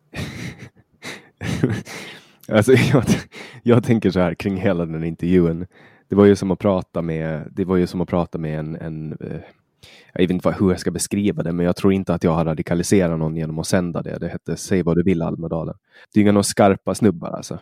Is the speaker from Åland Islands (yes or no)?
yes; Åland Islands; jag växte upp på Åland